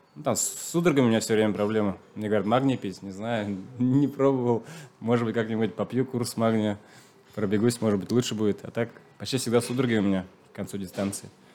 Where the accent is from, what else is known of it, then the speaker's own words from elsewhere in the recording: Nizhniye Tatmyshi, Chuvashia, Russia; first language Chuvash; Russian is a second language; сам я из Чувашской республики. Родился в деревне. Э, чуваш, чувашский язык знаю. Вообще русский язык учил